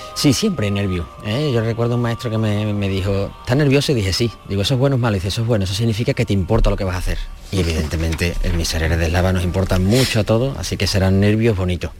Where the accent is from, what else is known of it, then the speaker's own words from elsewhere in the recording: Seville, Andalusia, Spain; como sevillano